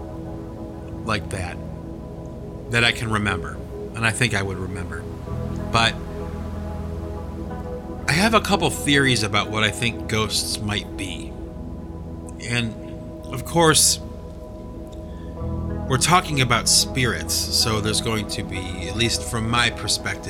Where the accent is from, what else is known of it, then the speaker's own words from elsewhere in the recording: Cleveland, Ohio, United States; now in New England, United States; I was born and raised in Cleveland, Ohio